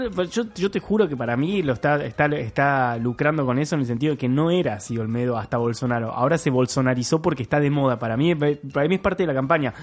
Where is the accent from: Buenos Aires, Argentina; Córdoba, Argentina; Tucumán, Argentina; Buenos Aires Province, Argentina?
Córdoba, Argentina; yo soy de Córdoba, crecí en Córdoba.